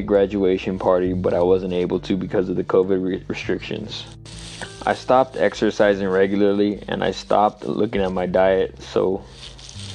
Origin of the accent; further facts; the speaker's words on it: San Jose, California, United States; I'm from San Jose, California, and I live in Santa Clara County